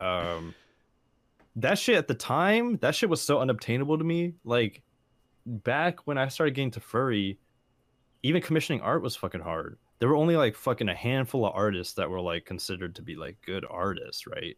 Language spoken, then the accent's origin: English; San Jose, California, United States; I grew up around San Jose